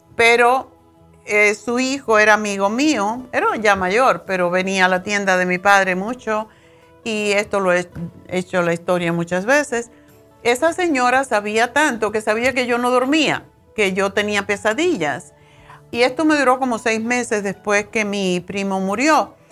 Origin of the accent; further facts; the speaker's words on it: Tánamo, Holguín, Cuba; moved away; en mi pueblo, yo vivía en un pueblito, mi padre era, como decir, el, jefe del pueblo, porque era la tienda más grande que existía, que no era de él, era del central eh, Tánamo